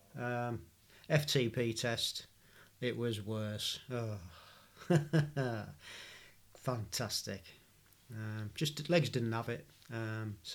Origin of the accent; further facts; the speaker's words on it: Stockton-on-Tees, North East England, United Kingdom; where I was born in Stockton-on-Tees. It's nice to hear somebody with a familiar accent